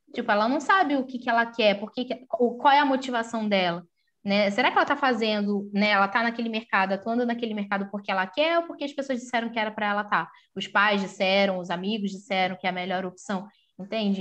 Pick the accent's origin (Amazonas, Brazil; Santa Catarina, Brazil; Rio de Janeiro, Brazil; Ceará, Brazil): Rio de Janeiro, Brazil; also born or lived in São Paulo; eu sou do Rio de Janeiro